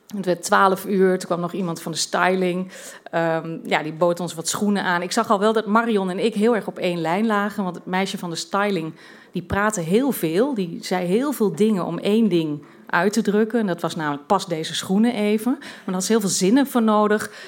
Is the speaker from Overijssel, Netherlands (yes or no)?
yes; Twente, Overijssel, Netherlands; moved away as an adult; also born or lived in London / Brussels; ik kom uit Twente